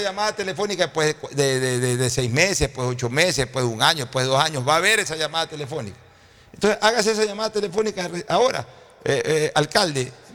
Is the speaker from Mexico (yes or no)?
no; Guayaquil, Guayas, Ecuador; yo sí quisiera que algún día los guayaquileños aprendamos